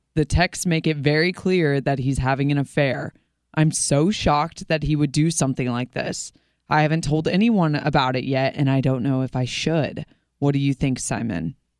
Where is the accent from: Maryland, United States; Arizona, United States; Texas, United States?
Maryland, United States; moved away; we're both from Maryland